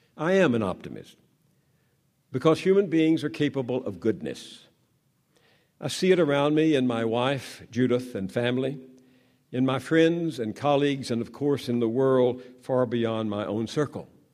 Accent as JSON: {"language": "English", "region": "the South", "country": "United States", "tie": "born or raised there", "said": "I grew up in the South where white supremacists ruled"}